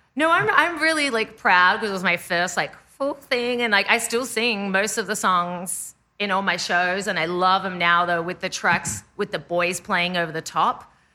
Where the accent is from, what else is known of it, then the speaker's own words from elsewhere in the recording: Australia; moved away as an adult; now in Los Angeles, United States; I'm Australian